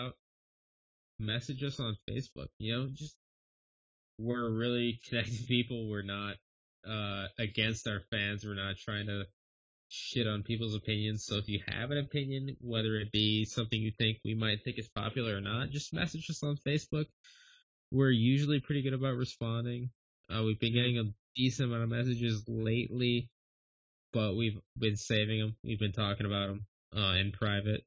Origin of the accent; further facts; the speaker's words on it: Western Upper Peninsula, Michigan, United States; I'm from the Western UP.